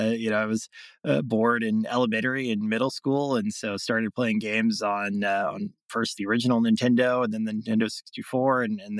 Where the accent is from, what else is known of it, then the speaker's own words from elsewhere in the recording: Greenville, South Carolina, United States; I was born and raised in Greenville, South Carolina, in the upstate